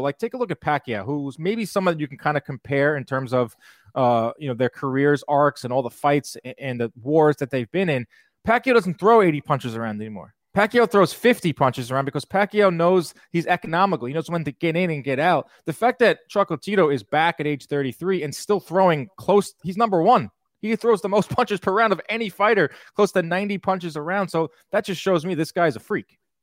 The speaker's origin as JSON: {"language": "English", "area": "Long Island", "region": "New York", "country": "United States", "said": "Two Long Islanders here"}